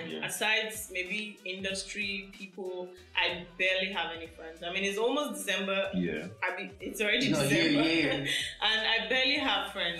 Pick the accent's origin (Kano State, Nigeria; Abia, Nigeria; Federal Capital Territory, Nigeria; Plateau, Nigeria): Federal Capital Territory, Nigeria; Abuja; moved away as an adult; now in Lagos, Nigeria; I grew up in Abuja, so I have all my friends in Abuja.